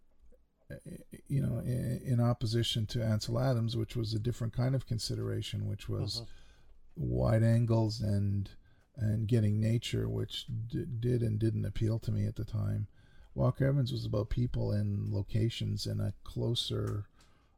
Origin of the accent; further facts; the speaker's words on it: Canada; I'm the Canadian